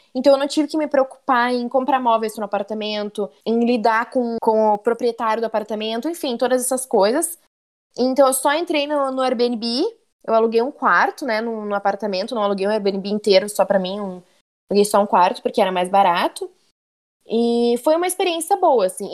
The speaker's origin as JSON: {"language": "Portuguese", "town": "Porto Alegre", "region": "Rio Grande do Sul", "country": "Brazil", "moved": "as an adult", "lives_now": "Montreal, Canada", "said": "eu sou de Porto Alegre"}